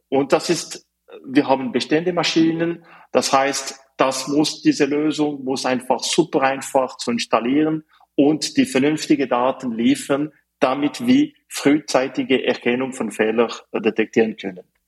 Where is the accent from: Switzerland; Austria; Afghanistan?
Switzerland; Fribourg; German is a second language; moved away as an adult; also born or lived in Zurich; Also ich komme aus der Schweiz. Ich bin äh, geboren auf die französische Seite von der Schweiz in Fribourg. Aber ich habe Deutsch gelernt